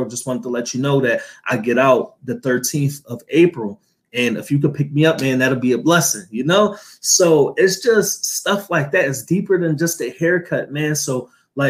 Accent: Philadelphia, Pennsylvania, United States; was cutting hair in Philadelphia

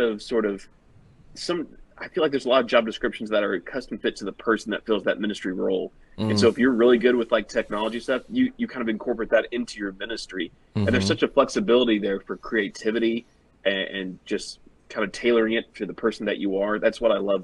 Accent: Kansas, United States; growing up in Kansas

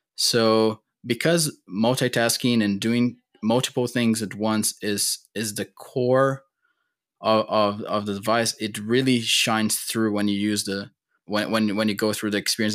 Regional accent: Brazil; moved away as an adult; now in United States; I'm born and raised in Brazil

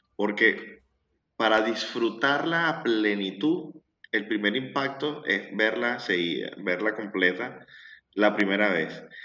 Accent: La Guaira, Venezuela; now in Argentina; Yo soy de La Guaira. Es lo que no sepan que es La Guaira, es una zona costera de Venezuela.

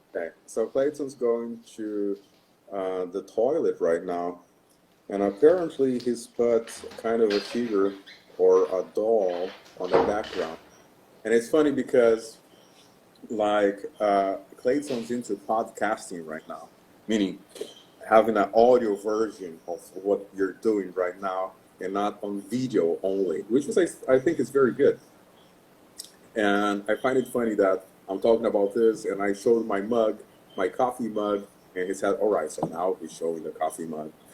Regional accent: Rio de Janeiro, Brazil; Yes, I'm Brazilian. I'm born and raised in Rio de Janeiro, Brazil

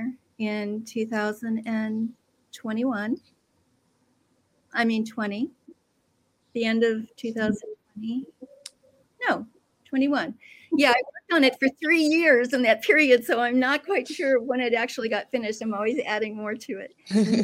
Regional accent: Midwest, United States; moved away as an adult; now in Pacific Northwest, United States; I grew up in the Midwest

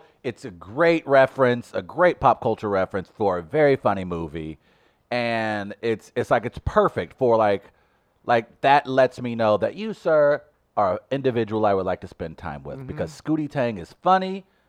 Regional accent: New York, United States; As a New Yorker

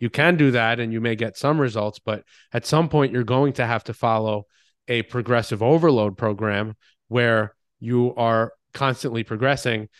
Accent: Long Island, New York, United States; moved away as an adult; also born or lived in Boston; I grew up on Long Island. I did what typical Long Islanders

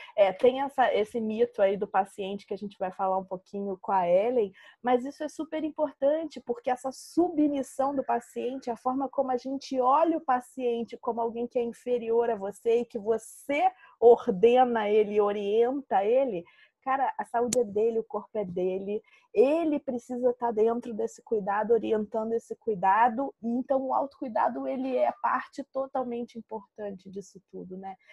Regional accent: Brazil; aqui no Brasil

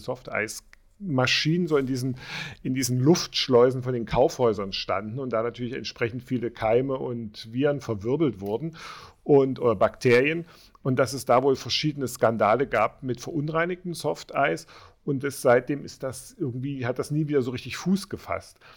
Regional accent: Dresden, Saxony, Germany; moved away; also ich komme ja auch aus dem Osten, ursprünglich aus Dresden

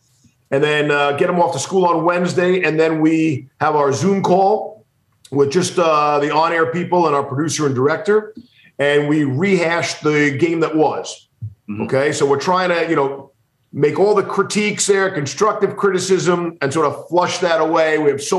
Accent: Merrick, New York, United States; Where I grew up in Merrick, Long Island. And I lived on this street, had 6 or 7 houses.

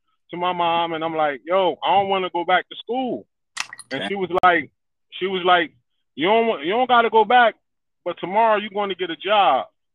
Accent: Trenton, New Jersey, United States; I grew up in Trenton, New Jersey

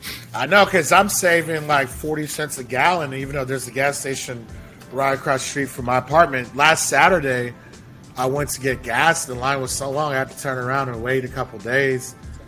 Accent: Houston, Texas, United States; my hometown Houston Cougars

